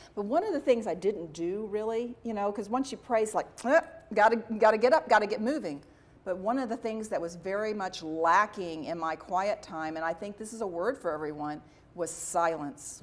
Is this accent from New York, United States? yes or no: no; Dallas, Texas, United States; I was from Dallas